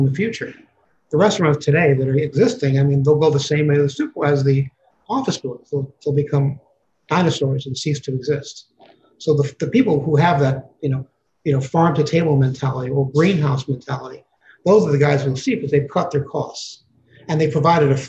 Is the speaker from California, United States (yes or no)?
no; New York City, New York, United States; I grew up in Harlem in an apartment of 200 square feet with my mother